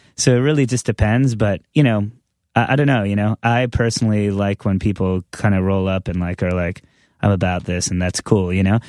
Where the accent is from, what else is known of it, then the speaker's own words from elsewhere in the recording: Long Island, New York, United States; growing up on Long Island